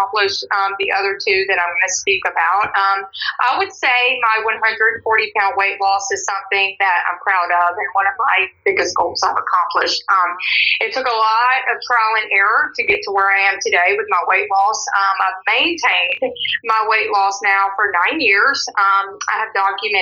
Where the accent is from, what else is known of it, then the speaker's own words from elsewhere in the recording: Louisiana, United States; now in Forney, United States; I was born in Louisiana, but now I'm a Texas resident. I've been in Texas for 15 years now